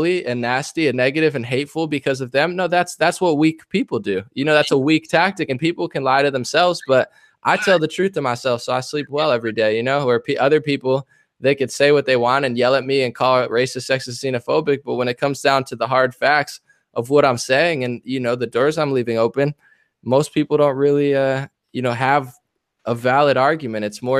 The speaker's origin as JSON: {"language": "English", "region": "New Jersey", "country": "United States", "tie": "born or raised there", "said": "New Jersey."}